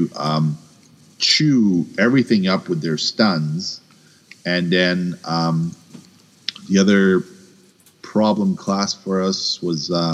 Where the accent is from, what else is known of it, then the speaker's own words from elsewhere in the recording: Quebec, Canada; I'm a Quebecer